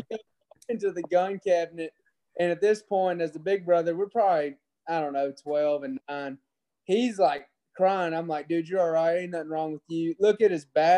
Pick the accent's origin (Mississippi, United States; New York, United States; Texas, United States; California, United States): Mississippi, United States; Ingomar; I'm from Ingomar, Mississippi, which is about 15 minutes from New Albany, Mississippi.